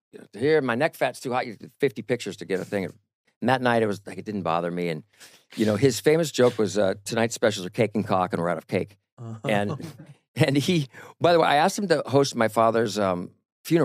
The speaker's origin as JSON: {"language": "English", "area": "Disneyland", "region": "California", "country": "United States", "tie": "born or raised there", "said": "I grew up in the Disneyland"}